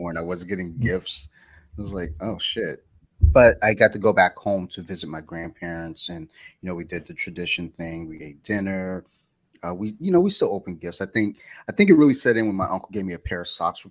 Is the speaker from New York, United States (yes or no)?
no; Michigan, United States; now in Maryland, United States; I'm originally from Michigan, where it snowed all the time. And then moving to Maryland